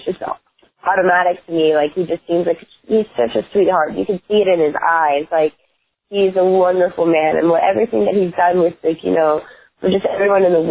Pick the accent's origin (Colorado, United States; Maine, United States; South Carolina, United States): South Carolina, United States; North Myrtle Beach; I am from North Myrtle Beach, by the way, which is a lot more classier. Myrtle Beach was our rivals in school